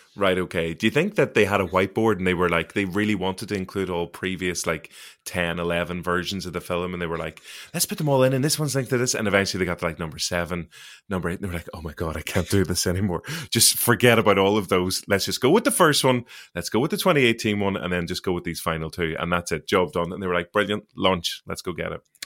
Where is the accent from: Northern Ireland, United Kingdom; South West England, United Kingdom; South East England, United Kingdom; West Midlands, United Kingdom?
Northern Ireland, United Kingdom; Derry; I am from Derry